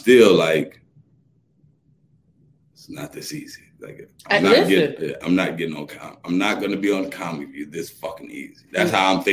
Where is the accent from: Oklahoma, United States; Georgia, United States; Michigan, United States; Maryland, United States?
Georgia, United States; Atlanta; I'm from Atlanta